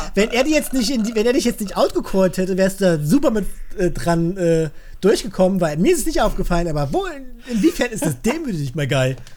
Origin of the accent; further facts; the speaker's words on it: Germany; bei uns in Deutschland